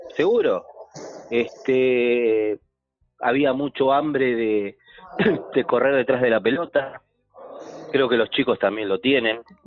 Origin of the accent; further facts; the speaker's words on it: Argentina; somos argentinos